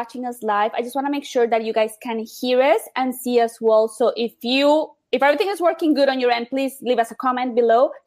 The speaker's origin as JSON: {"language": "English", "town": "Miami", "region": "Florida", "country": "United States", "said": "I'm from Miami"}